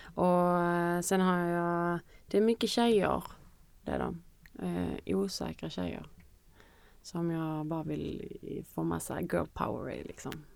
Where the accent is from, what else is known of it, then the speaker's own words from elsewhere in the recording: Kristianstad, Skåne, Sweden; moved away; när jag bodde hemma i Kristianstad